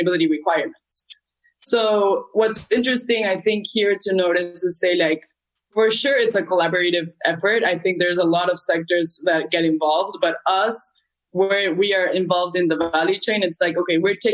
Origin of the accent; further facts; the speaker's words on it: Bolivia; now in Peru; originally I'm from Bolivia, but now I'm living in Peru.